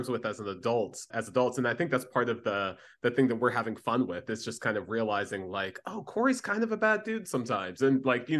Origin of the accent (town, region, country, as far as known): Orlando, Florida, United States; moved away